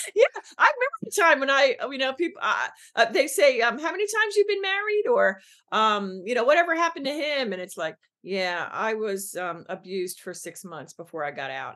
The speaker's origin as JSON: {"language": "English", "town": "Philadelphia", "region": "Pennsylvania", "country": "United States", "tie": "born or raised there", "said": "I'm born and raised on the East in Philly"}